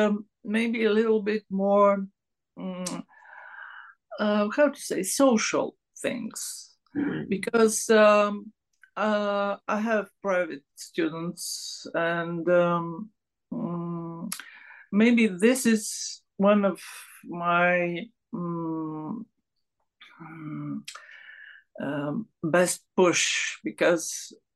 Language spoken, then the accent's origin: English; Sofia, Sofia City, Bulgaria; English is a second language; I was born here in Sofia, and the capital one, the capital of Bulgaria